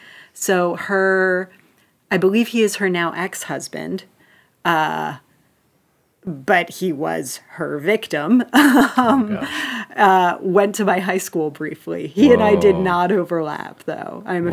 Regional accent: Seattle, Washington, United States; But when I was very, very small, we lived further north. So we were in Ballard and Magnolia.

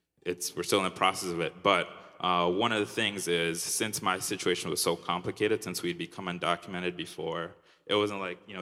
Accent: Minnesota, United States; now in Chicago, United States; I moved here a year and a half ago, so I'm still kind of reintegrating into being a Chicagoan. I lived in Minnesota my whole life. So this city is very different from Minneapolis and the town I grew up in.

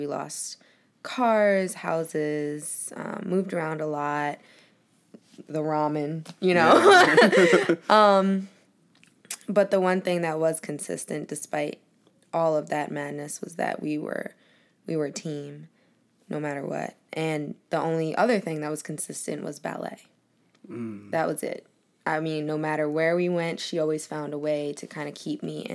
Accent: Woodlawn, Maryland, United States; also born or lived in Colombia; born in Colombia, and I stayed here till I was about 7, and then that's when I moved to Baltimore County, Woodlawn area

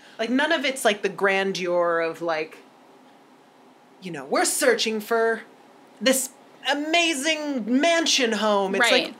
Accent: United Kingdom; But we're British, so we're going to be really polite about it.

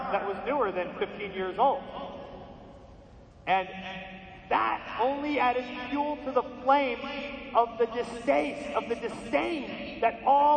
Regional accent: outside of New York City, United States; We grew up outside of New York City, you know, ethnic

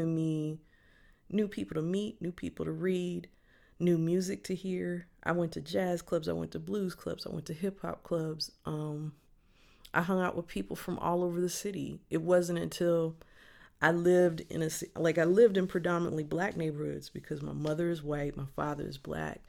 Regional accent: Kankakee, Illinois, United States; I grew up in Kankakee, Illinois, above my grandparents' tavern

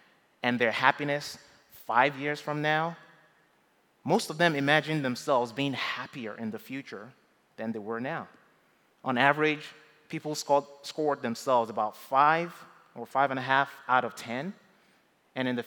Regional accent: Nigeria; moved away as an adult; now in United States; when I was growing up in Nigeria

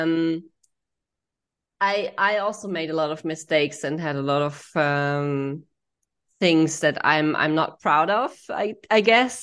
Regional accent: Germany; I grew up in Germany

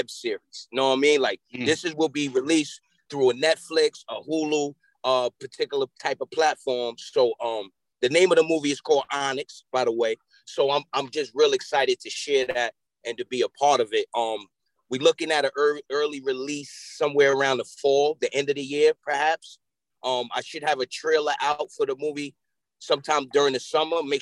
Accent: Yonkers, New York, United States; also born or lived in Mount Vernon, New York; I grew up in Yonkers, New York

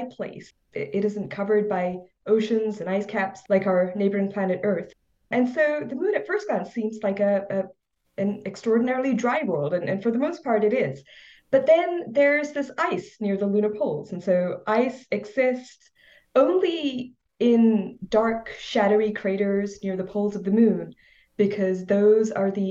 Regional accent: India; now in Laurel, Maryland, United States; growing up in India

